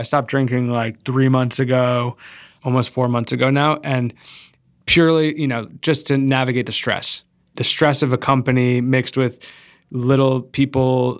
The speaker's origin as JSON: {"language": "English", "region": "Rhode Island", "country": "United States", "tie": "born or raised there", "said": "My family's from Rhode Island. I grew up in Rhode Island, but I was bor"}